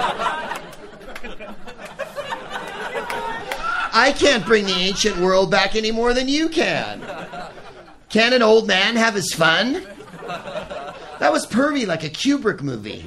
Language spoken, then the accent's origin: English; San Francisco, California, United States; I'm from San Francisco